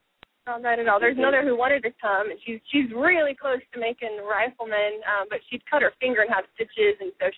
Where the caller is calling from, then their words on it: Austin, Texas, United States; I'm calling in from the Austin area.